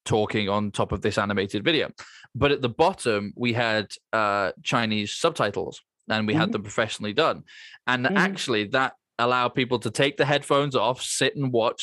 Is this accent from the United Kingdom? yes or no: yes; United Kingdom; as a Brit, it's safe to assume that I can only speak one of those languages